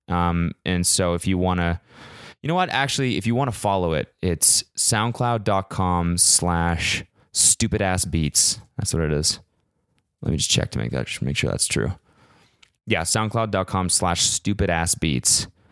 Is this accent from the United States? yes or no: no; Canada; moved away; I'm Canadian